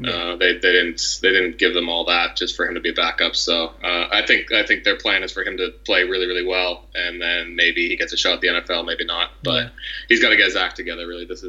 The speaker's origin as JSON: {"language": "English", "town": "Toronto", "region": "Ontario", "country": "Canada", "tie": "born or raised there"}